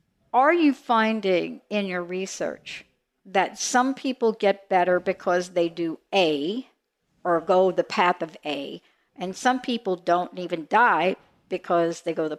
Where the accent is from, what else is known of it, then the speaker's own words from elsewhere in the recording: New Jersey, United States; I'm from New Jersey.